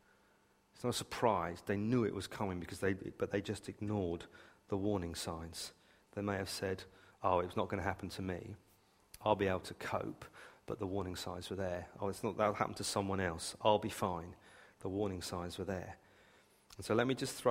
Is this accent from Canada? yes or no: no; United Kingdom; I was raised on the South Coast